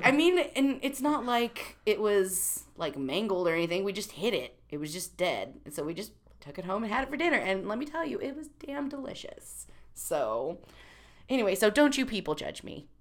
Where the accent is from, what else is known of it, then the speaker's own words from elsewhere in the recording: Missouri, United States; I come from Missouri